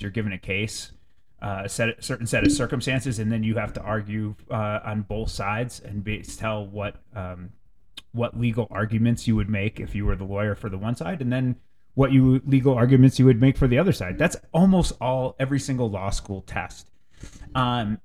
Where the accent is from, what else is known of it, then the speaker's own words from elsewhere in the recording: Canton, Connecticut, United States; moved away; When I was a kid growing up in Canton, Connecticut